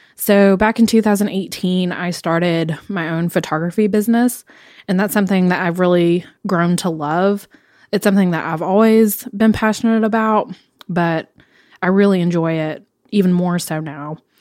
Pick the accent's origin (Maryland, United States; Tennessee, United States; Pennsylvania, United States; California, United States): Tennessee, United States; Knoxville; I grew up here in Knoxville